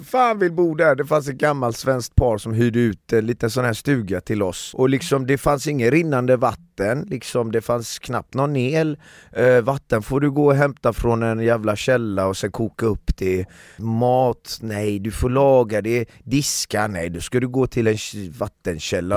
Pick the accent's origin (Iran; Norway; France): Iran; now in Sweden; vi är fem iranier